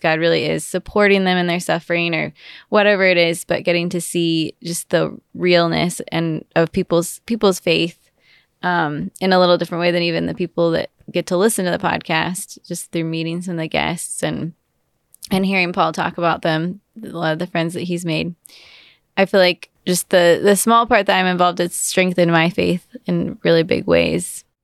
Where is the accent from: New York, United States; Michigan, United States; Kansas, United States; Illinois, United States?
Kansas, United States; Wichita; now in Austin, United States; I am from Wichita, Kansas, so not, not from Texas